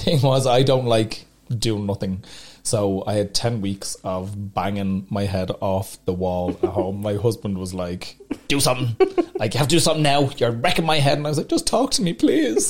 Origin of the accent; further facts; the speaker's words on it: Dublin, Leinster, Ireland; I love Dublin, it's my home.